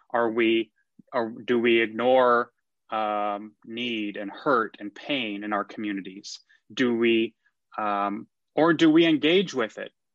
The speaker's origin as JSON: {"language": "English", "town": "McKinney", "region": "Texas", "country": "United States", "tie": "born or raised there", "also_born_or_lived": "Austin, Texas / New York", "said": "I grew up in McKinney, Texas."}